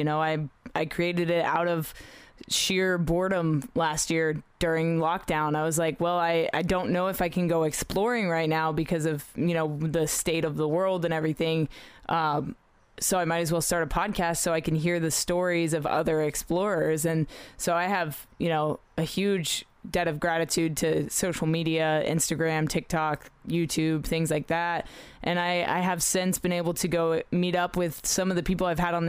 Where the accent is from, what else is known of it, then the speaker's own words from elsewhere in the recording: Australia; also born or lived in Middle East; I grew up in the Middle East a little bit and in Australia